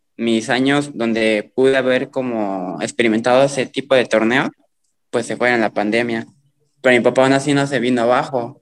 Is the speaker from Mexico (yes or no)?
yes; a town near Iguala, Guerrero, Mexico; hay tanto borracho aquí en mi pueblo, y más de mi edad.